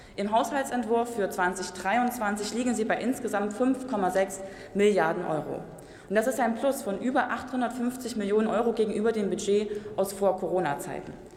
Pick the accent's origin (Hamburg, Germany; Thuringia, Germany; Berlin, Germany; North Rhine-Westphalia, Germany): Thuringia, Germany; Gera; meiner Heimatstadt Gera